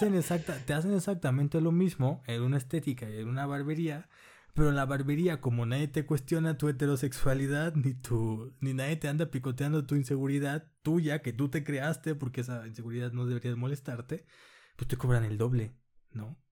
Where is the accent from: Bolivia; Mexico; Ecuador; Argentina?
Mexico; Culiacán, Sinaloa; en Culiacán, que yo soy de Culiacán